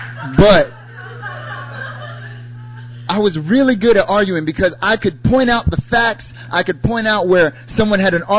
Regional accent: North Carolina, United States; moved away as an adult; also born or lived in Korea; now in South Korea; I'm from North Carolina originally. I've lived in Korea for, it'll be 6 years now

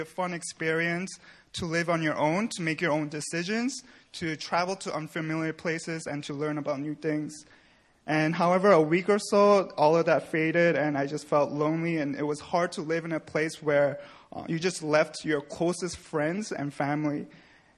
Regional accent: New York, United States; moved away as an adult; now in South Korea; I was born and raised in New York, where I grew up in a Christian home

